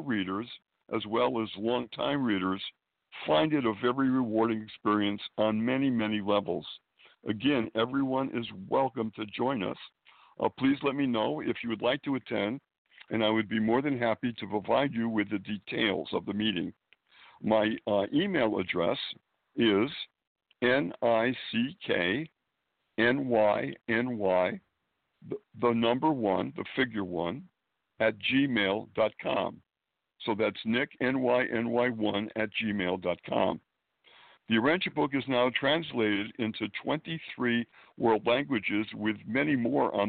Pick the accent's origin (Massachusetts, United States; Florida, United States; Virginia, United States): Massachusetts, United States; Springfield; moved away as an adult; also born or lived in Boston, Massachusetts / Manhattan, New York; now in New York City, United States; I was now live in Manhattan and have been here for many years, but I was born and raised in New England, Springfield, Massachusetts